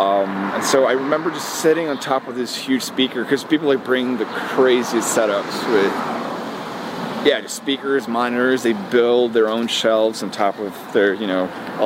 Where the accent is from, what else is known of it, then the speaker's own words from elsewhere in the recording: Fredrikstad, Østfold, Norway; I was born in Norway, yes. Okay. Born and raised.